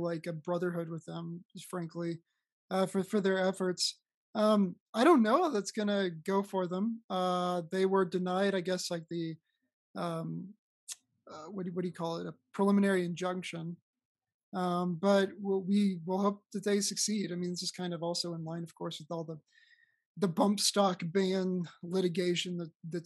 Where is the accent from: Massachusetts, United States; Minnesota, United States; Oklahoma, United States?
Oklahoma, United States; now in Texas, United States; my home state of Oklahoma